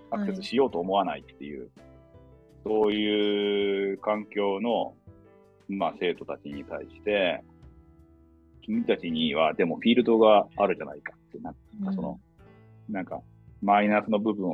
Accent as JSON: {"language": "Japanese", "region": "Toyama", "country": "Japan", "tie": "born or raised there", "also_born_or_lived": "Tokyo", "said": "自分もこの地域で育って、うん、一回東京に出て、うん、でなんか戻ってきてっていう人間ですけど"}